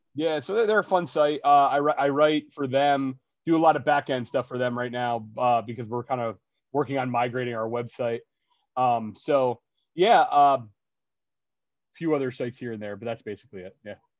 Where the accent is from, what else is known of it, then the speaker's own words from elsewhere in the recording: New Jersey, United States; also born or lived in Philadelphia; I grew up in the North Jersey punk scene